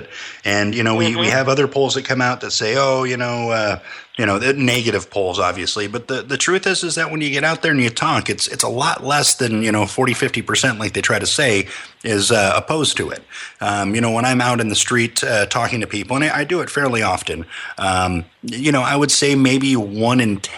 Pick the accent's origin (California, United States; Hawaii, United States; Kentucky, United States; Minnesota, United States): California, United States; Los Angeles; moved away